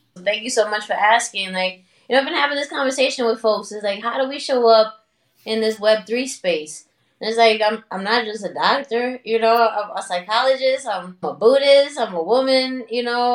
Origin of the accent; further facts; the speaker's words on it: New York City, New York, United States; also born or lived in Dominican Republic; I was born in Harlem. I'm a, I'm a New York City native, raised in Washington Heights and in Dominican Republic